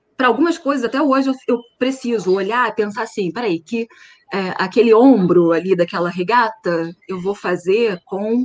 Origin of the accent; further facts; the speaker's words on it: Nova Friburgo, Rio de Janeiro, Brazil; Eu sou de Nova Friburgo